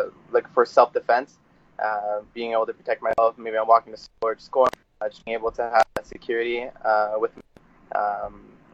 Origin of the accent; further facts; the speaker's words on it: Welland, Ontario, Canada; I grew up in Welland, Ontario. Still here, living in Welland.